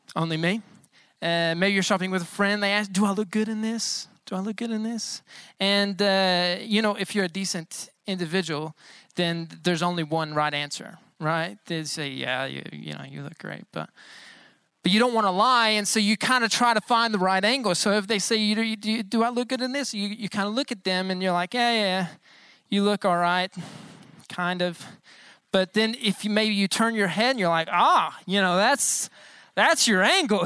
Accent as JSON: {"language": "English", "country": "United States", "said": "I'm American, but I'm not so American"}